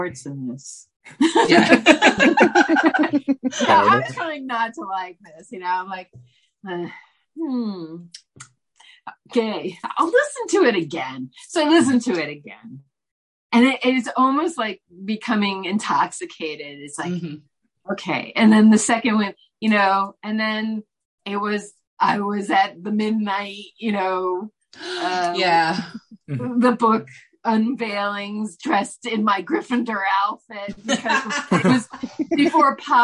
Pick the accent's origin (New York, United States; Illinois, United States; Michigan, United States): New York, United States; New York City; I grew up in Manhattan